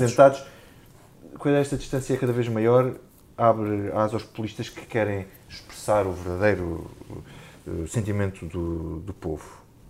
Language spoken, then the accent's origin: Portuguese; Alentejo, Portugal; eu sou alentejano